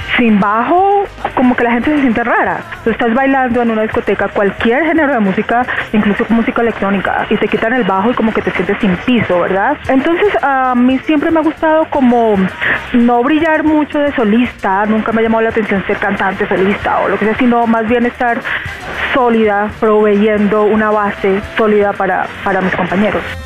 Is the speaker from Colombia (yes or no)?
yes; Colombia; moved away; muy emocionada de estar de vuelta en mi país haciendo música